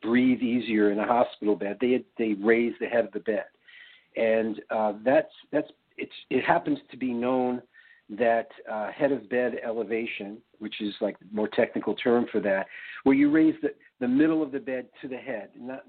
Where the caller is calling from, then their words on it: Oregon, United States; also born or lived in Hawaii; Actually, I'm calling in from Oregon. It's really kind of ironic that I'm in Oregon. I used to live in Hawaii, and we actually moved to Hawaii over 20 years ago for situations just like this.